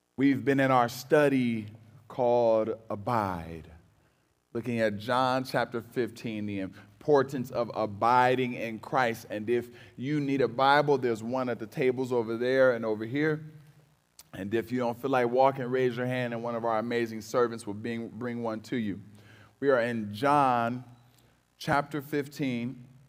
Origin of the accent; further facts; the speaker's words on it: Cleveland, Ohio, United States; I'm from Cleveland